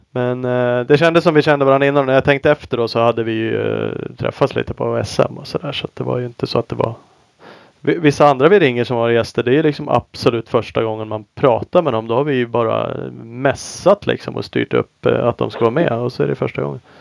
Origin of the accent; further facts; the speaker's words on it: Sweden; som vi svenskar är